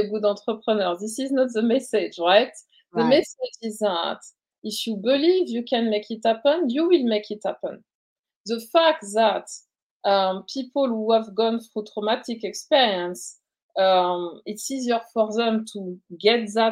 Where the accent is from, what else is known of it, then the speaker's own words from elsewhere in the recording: Paris, Île-de-France, France; moved away as an adult; now in United States; I'm from Paris, and I studied at the School of Science and Pharmacy in Paris